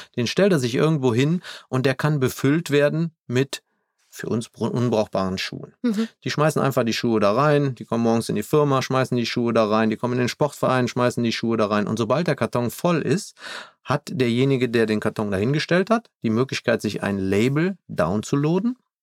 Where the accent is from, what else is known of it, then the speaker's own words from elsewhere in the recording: Germany; hier bei uns in Deutschland